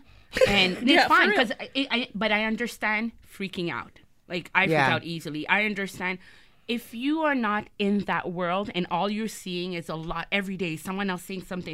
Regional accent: Montreal, Quebec, Canada; I grew up in Montreal. I grew up in a neighborhood

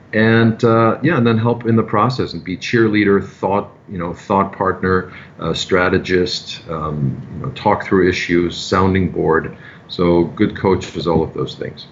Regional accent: Germany; now in New York City, United States; I'm originally from Germany.

